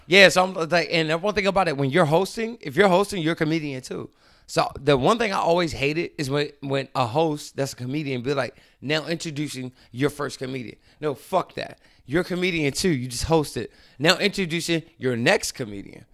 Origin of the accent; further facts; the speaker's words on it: Baltimore, Maryland, United States; moved away as an adult; now in California, United States; I grew up in Baltimore. That's where I started doing comedy